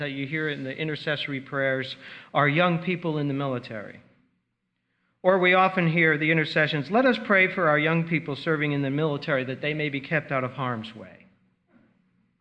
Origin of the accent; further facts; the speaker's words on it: Delmar, New York, United States; I grew up in Albany, New York, Delmar, New York, just south of Albany